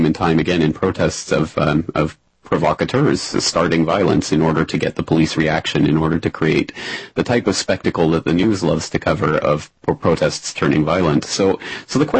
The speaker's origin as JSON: {"language": "English", "country": "Canada", "said": "I'm a Canadian citizen"}